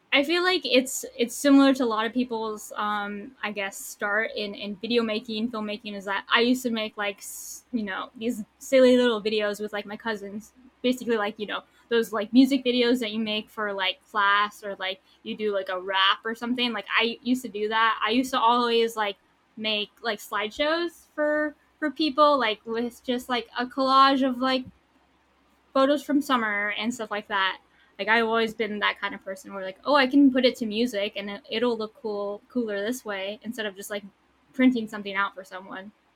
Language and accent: English; San Diego, California, United States; also born or lived in Tucson, Arizona; I was born here in San Diego. I lived in Tucson, Arizona for like nine years, and then I came back, and I've been in San Diego ever since my freshman year of high school.